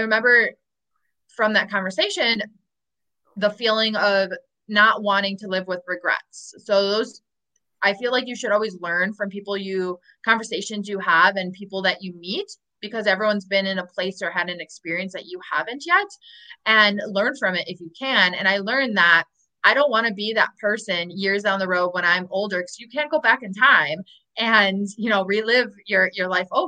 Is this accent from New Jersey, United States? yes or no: no; Milwaukee, Wisconsin, United States; moved away as an adult; also born or lived in Chicago, United States; I'll go back home to Chicago or my hometown in Milwaukee